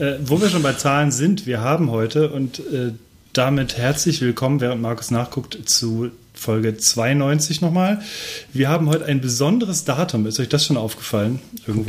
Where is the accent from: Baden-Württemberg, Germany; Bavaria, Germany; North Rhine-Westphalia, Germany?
North Rhine-Westphalia, Germany; Cologne; Als, äh, Kölner